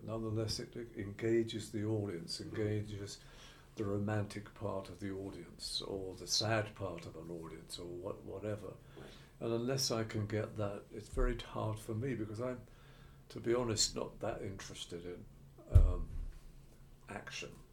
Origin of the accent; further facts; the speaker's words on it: Ilford, London, United Kingdom; I was from Ilford and places like